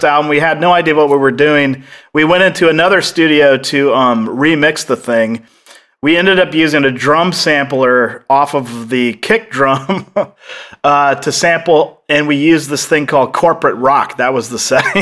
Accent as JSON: {"language": "English", "town": "Kent", "region": "Washington", "country": "United States", "said": "That's where I'm actually from"}